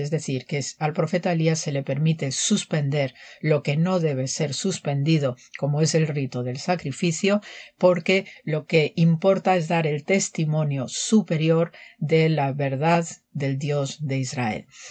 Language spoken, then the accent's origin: Spanish; Manzanares, Castilla-La Mancha, Spain; soy de Manzanares, Ciudad Real